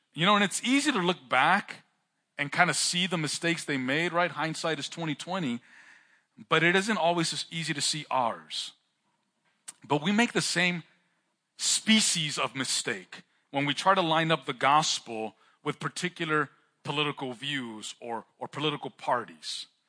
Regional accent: California, United States; I'm from California, like I mentioned, and California, Chicano culture, we have a pretty intense car culture

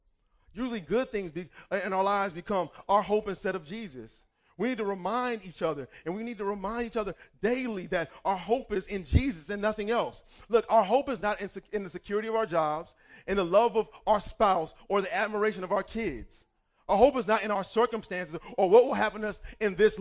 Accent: Cleveland Heights, Ohio, United States; moved away; I remember growing up in high school. I wanted to try out for the basketball team, and we had an amazing basketball team. I'm from Cleveland Heights, Ohio.

